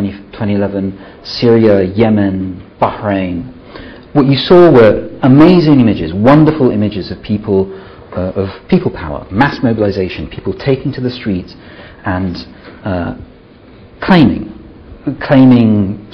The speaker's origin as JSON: {"language": "English", "country": "Italy", "moved": "yes", "lives_now": "Scotland", "said": "I'm originally from Italy"}